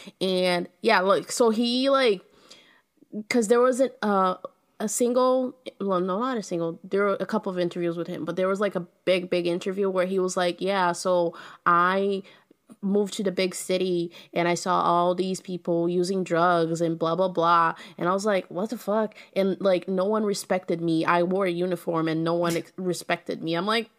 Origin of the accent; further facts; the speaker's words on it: Brazil; at least up until the 90s, which is when I grew up in Brazil, is being a ginger, because there's not a lot of gingers in Brazil.